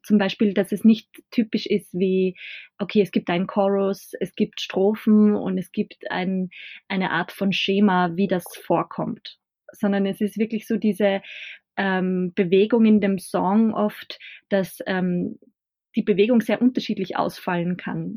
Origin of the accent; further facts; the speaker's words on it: Bad Hall, Upper Austria, Austria; Ich komme aus einem ja, Nachbarort oder eigentlich einer kleinen Stadtgemeinde äh, aus Bad Hall.